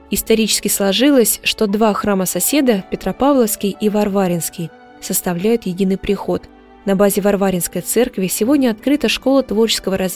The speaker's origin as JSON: {"language": "Russian", "region": "Moscow Oblast", "country": "Russia", "said": "Нет. Откуда вы? Из Подмосковья."}